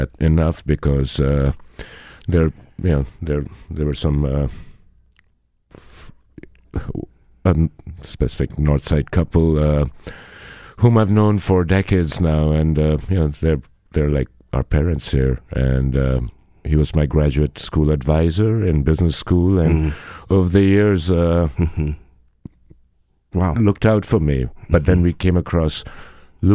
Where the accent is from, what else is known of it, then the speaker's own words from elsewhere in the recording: Punjab, India; now in Madison, United States; I'm a Punjabi by background, Indian, but an American